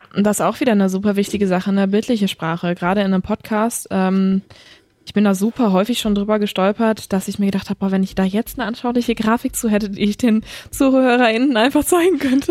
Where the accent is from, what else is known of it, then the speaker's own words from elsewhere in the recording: Ruhrpott, North Rhine-Westphalia, Germany; accent: Ruhrpott dialect (Potteln); first language German; mit meinem Potteln gehe ich äh, absolut ähm, stiefmütterlich um, das lasse ich komplett zu Hause